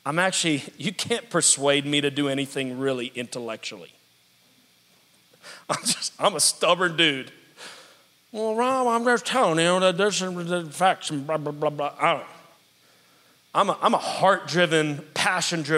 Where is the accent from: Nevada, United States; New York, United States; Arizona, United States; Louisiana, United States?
Louisiana, United States; New Orleans; moved away as an adult; now in Pittsburgh, United States; I was very happy in New Orleans for years. It was my hometown.